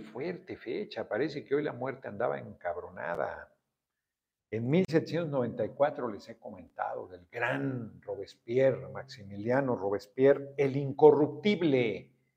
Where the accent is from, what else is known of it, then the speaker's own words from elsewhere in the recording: Mexico; soy mexicano. Soy muy feliz en mi país